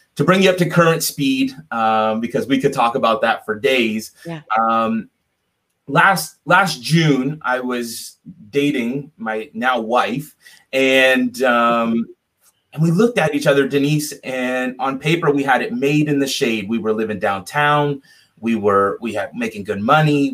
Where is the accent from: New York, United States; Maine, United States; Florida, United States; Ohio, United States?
Florida, United States; South; I'm from South Florida originally.